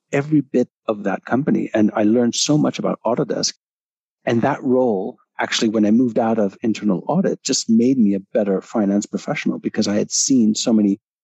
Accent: Montreal, Quebec, Canada; accent: Canadian; moved away as an adult; now in London, United Kingdom; I am Canadian. Although I've been in the UK for about 17 years, I haven't lost my Canadian accent. So yeah, I was born in Montreal and started off my career in Montreal

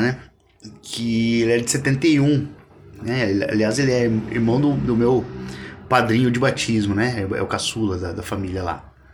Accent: Assis, São Paulo, Brazil; eu sou nascido e criado em Assis, né? No interior de São Paulo

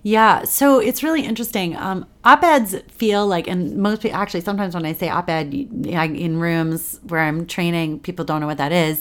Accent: Washington, District of Columbia, United States; moved away as an adult; also born or lived in New York; I grew up here in Washington, D C

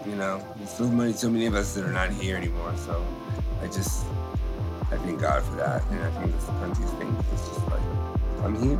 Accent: the South, United States; I'm from the South

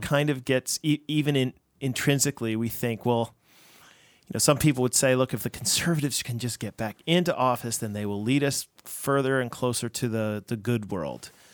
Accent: United States; I'm an American

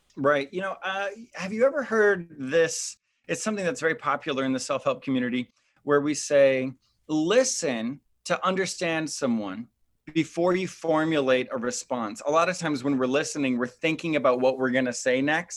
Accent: Midwest, United States; I grew up in the Midwest

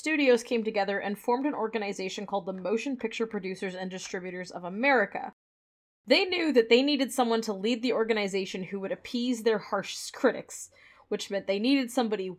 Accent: Canada; also born or lived in United States; we're Canadian

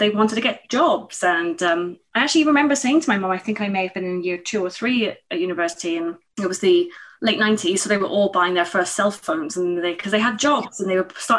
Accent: Plymouth, South West England, United Kingdom; I grew up in Plymouth in England in government housing

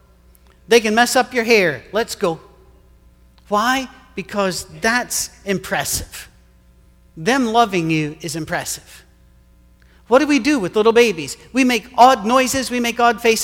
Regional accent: United Kingdom; moved away; I'm British

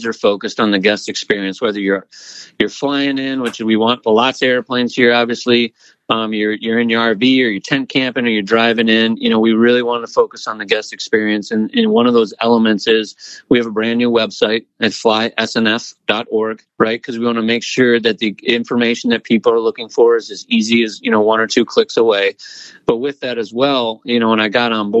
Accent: Oshkosh, Wisconsin, United States; moved away as an adult; now in Lakeland, United States; I was born in Oshkosh and my dad ran the airport there when I was a kid. So I grew up around AirVenture

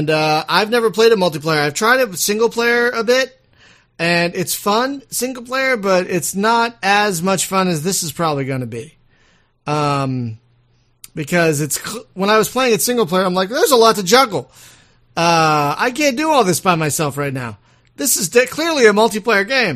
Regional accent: Philadelphia, Pennsylvania, United States; I'm from Philadelphia. We curse a lot over there, but I'm trying to fight my Philly roots

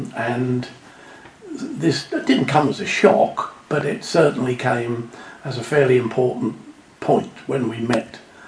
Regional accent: Suffolk, East of England, United Kingdom; moved away as an adult; also born or lived in Bedford / Cambridge / Huntingdon; now in Jersey; I was born in Suffolk, and I went to Stowmarket Grammar School.

